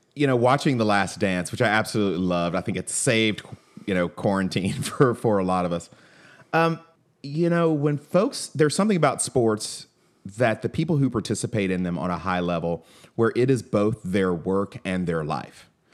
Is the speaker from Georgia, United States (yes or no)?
yes; Atlanta, Georgia, United States; I grew up in Atlanta